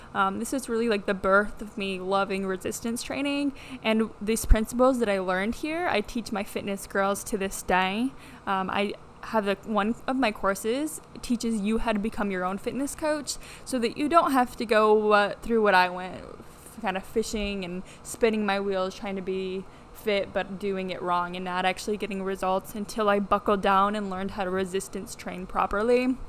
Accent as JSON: {"language": "English", "town": "Midland", "region": "Michigan", "country": "United States", "tie": "born or raised there", "also_born_or_lived": "Texas", "moved": "yes", "lives_now": "Miami, United States", "said": "I grew up in Midland, Michigan, small town, um, all the way up there."}